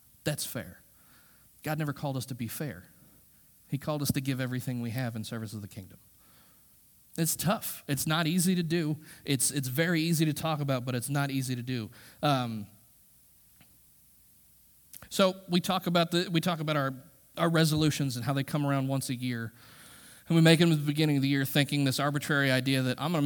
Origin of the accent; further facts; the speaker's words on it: United States; We as American Christians